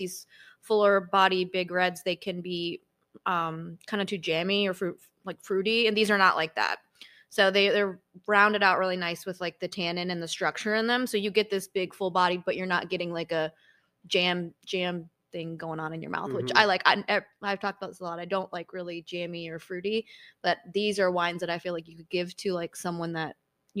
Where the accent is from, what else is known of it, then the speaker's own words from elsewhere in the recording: Michigan, United States; also born or lived in Colorado; now in Tennessee, United States; I'm from Michigan